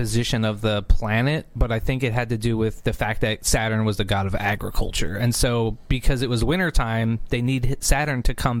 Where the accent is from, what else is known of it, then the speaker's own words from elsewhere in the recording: Philadelphia, Pennsylvania, United States; Because I'm from Philadelphia, I love saying yo to people.